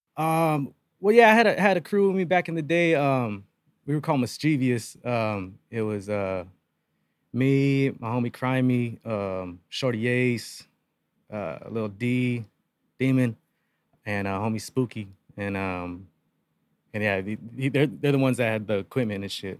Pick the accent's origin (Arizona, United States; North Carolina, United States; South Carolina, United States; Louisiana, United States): Arizona, United States; Yuma; born and raised, born and raised in Yuma since day one